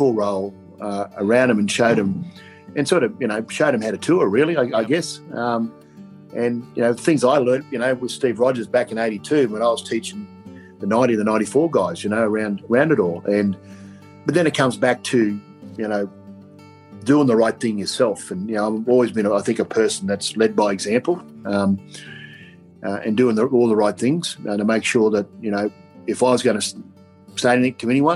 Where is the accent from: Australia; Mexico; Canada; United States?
Australia; Queensland; I was born in Queensland